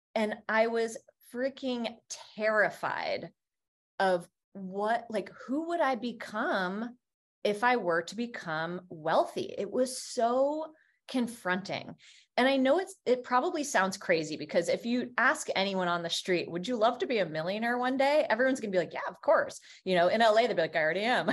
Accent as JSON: {"language": "English", "region": "Vermont", "country": "United States", "tie": "born or raised there", "said": "I grew up in Vermont"}